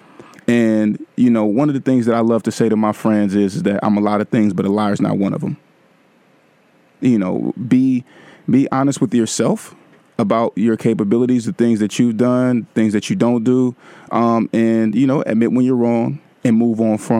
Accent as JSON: {"language": "English", "town": "Vallejo", "region": "California", "country": "United States", "tie": "born or raised there", "said": "Vallejo. Hey, my hometown is in the house tonight"}